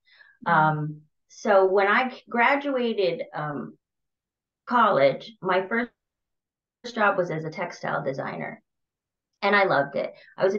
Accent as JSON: {"language": "English", "region": "Massachusetts", "country": "United States", "also_born_or_lived": "New York City", "moved": "as an adult", "lives_now": "Hoboken, United States", "said": "because I came from Massachusetts, which is more rural, to New York."}